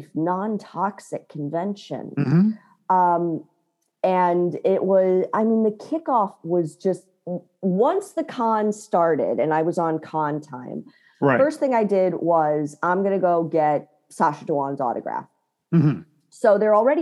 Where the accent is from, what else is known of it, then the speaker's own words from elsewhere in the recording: Chicago, Illinois, United States; I'm actually from Chicago.